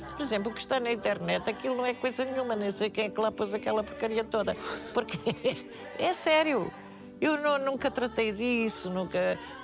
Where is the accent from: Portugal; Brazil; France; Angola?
Portugal; eu sou portuguesa